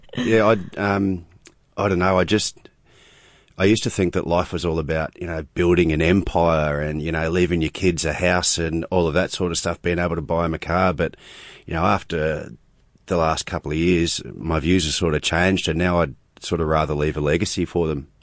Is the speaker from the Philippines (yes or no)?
no; New Zealand; being a Kiwi and being, um, a Māori as well